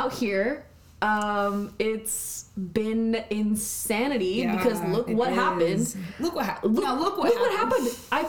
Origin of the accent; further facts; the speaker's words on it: Abu Dhabi, United Arab Emirates; born there; I was born out in Abu Dhabi. My dad had a job out there. He worked in the airlines.